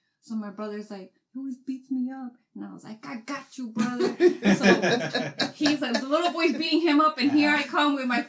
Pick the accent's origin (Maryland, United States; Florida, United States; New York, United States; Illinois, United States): Illinois, United States; Chicago; I grew up in the Wild Wild Hundreds.